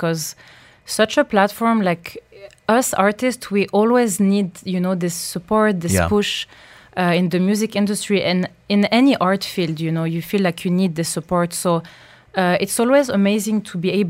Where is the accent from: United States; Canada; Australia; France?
France; first language French; English is a second language; This is my mother language. I've been, I was born and raised in France.